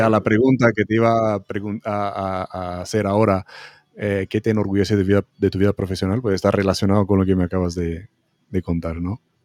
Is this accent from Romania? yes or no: yes; Romania; moved away; en Rumanía también, mi país de origen